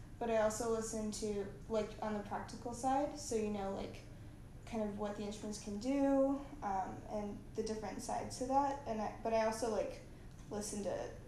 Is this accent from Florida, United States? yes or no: no; Atlanta, Georgia, United States; I'm from Atlanta